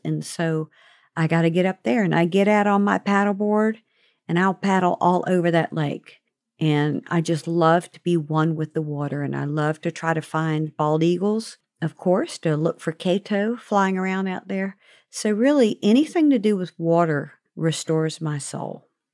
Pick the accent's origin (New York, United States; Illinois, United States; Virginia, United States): Virginia, United States; Norfolk; a kid growing up in Norfolk, Virginia